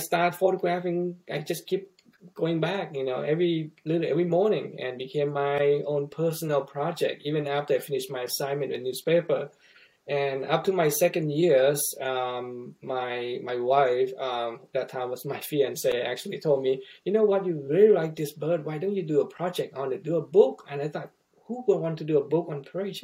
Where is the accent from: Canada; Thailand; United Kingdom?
Thailand; moved away as an adult; now in Missouri, United States; where I grew up in Thailand